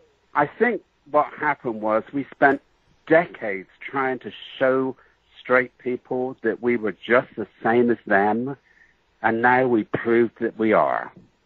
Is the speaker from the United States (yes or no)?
no; England, United Kingdom; I'm a little bit exotic because I came from England